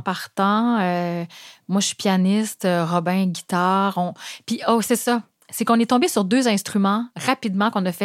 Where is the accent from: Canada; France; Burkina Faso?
Canada; Gaspésie, Quebec; moved away; je viens de la Gaspésie, je viens d'un milieu où euh, c'était pas du tout accessible de faire le métier de musicienne